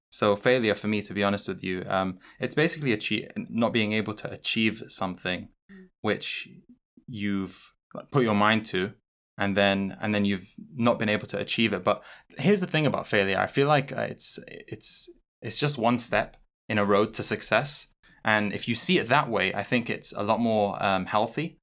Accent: London, United Kingdom; moved away as an adult; now in Newcastle, United Kingdom; I'm from London

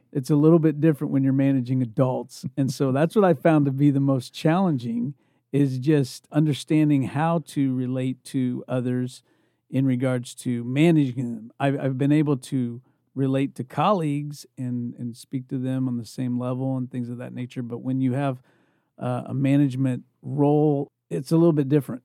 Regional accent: Indiana, United States; moved away as an adult; also born or lived in California; I'm originally from Indiana, but when I left to go to California

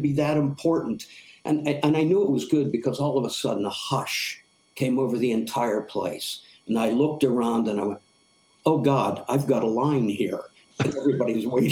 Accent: Western Pennsylvania, United States; moved away as an adult; now in Buffalo, United States; I grew up in Western Pennsylvania

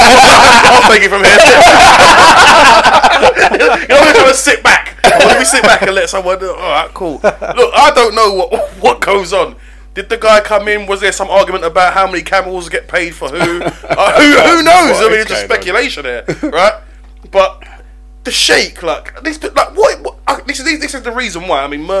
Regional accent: Nigeria; I'm a Nigerian.

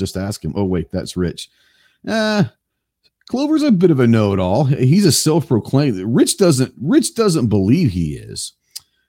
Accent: just outside of Dallas, Texas, United States; moved away; I don't live there right now, but I grew up in Texas, grew up in just outside of Dallas

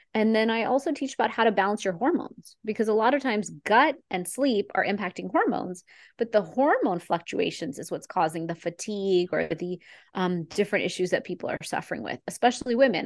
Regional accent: Texas, United States; I am an Indian girl from Texas

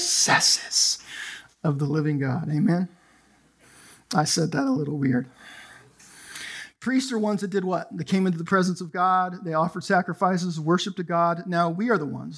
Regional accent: Canada; now in United States; I'm Canadian

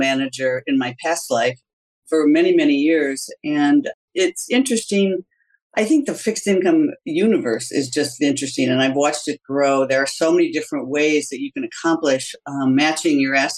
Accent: Wauwatosa, Wisconsin, United States; I grew up in the Midwest in a small town called Wauwatosa, Wisconsin

